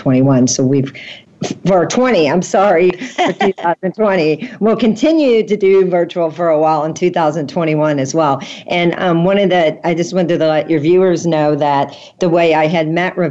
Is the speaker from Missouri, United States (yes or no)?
yes; St. Louis, Missouri, United States; I'm from St. Louis. I'm not from a big city